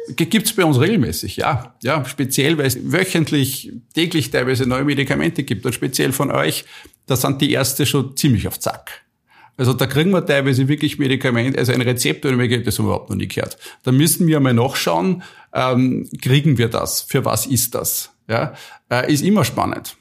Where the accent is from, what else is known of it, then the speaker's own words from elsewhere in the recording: Austria; ich bin ein typischer Österreicher